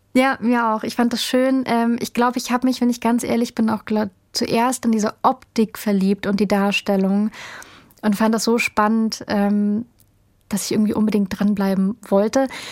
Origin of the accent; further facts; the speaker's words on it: Berlin, Germany; ich komme ja aus Berlin